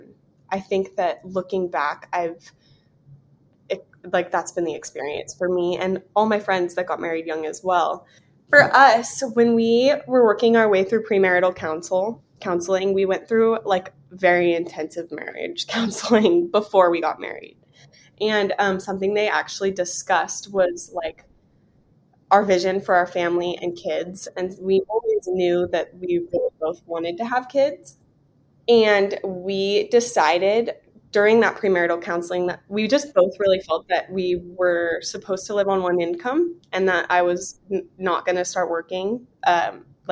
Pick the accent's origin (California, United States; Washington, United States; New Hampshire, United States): California, United States; San Diego; moved away as an adult; now in Vero Beach, United States; I was born and raised in Southern California, North County, San Diego.